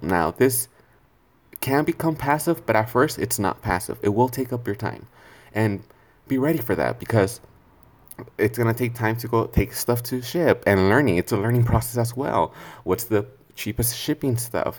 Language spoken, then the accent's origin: English; California, United States; I'm from California